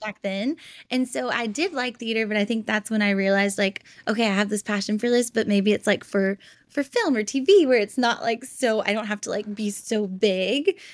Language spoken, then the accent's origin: English; Memphis, Tennessee, United States; moved away as an adult; now in Los Angeles, United States; growing up in Memphis